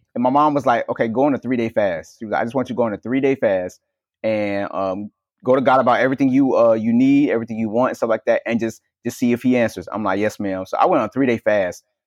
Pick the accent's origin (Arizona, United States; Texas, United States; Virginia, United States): Virginia, United States; also born or lived in New Jersey; I feel like I have work to do in Virginia, which is my hometown